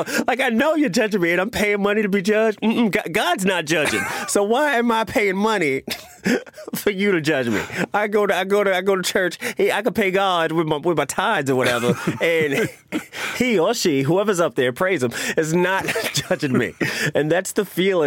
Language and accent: English; New York, United States; also born or lived in Queens / Harlem; Growing up in New York